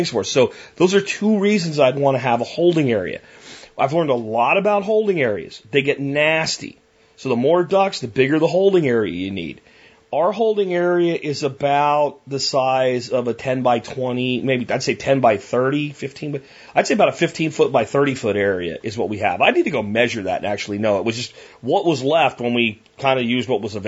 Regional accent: Jacksonville, Florida, United States; The apartment complexes where I grew up in Jacksonville all had muscovies on the ponds that were in them

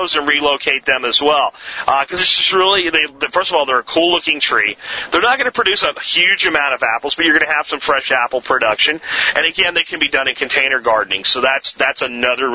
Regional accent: Jacksonville, Florida, United States; My dad owned a tire shop when I was growing up in Jacksonville, Florida

